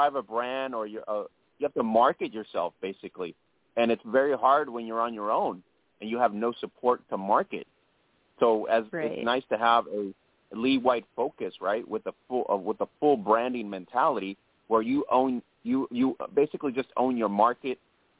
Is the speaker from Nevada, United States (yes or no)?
yes; Las Vegas, Nevada, United States; I'm originally from Las Vegas and I want to watch my Vegas team, right?